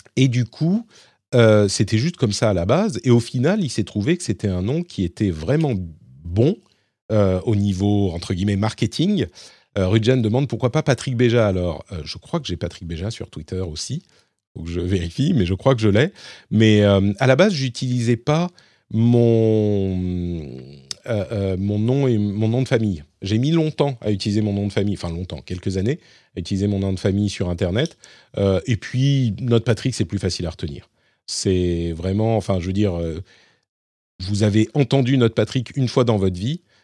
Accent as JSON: {"language": "French", "town": "Paris", "region": "Île-de-France", "country": "France", "said": "je suis parisien"}